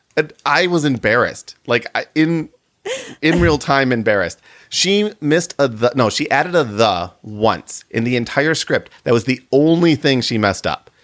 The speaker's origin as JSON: {"language": "English", "region": "Michigan", "country": "United States", "tie": "born or raised there", "moved": "yes", "lives_now": "Illinois, United States", "said": "growing up in Michigan and living in Illinois"}